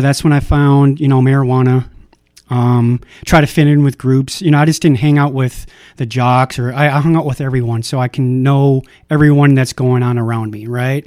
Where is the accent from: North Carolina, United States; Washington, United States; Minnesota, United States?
Minnesota, United States; I was born in Minnesota